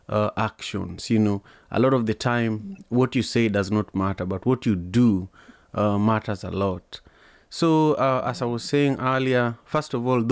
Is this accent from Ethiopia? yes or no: no; Kenya; also born or lived in Malawi; now in United States; as a Kenyan